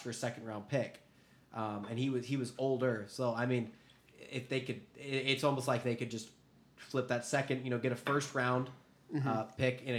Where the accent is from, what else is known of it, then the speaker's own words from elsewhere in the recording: Canada; I'm Canadian.